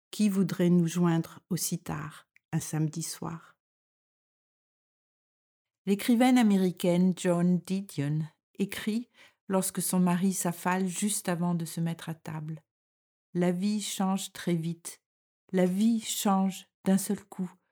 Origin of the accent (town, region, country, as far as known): France; moved away as an adult; now in Denmark